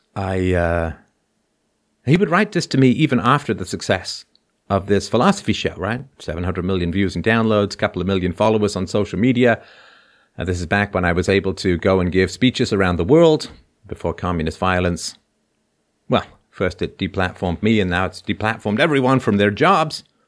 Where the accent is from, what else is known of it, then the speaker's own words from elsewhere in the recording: England, United Kingdom; also born or lived in Ireland; now in Canada; I was born in Ireland, grew up in England, moved to Canada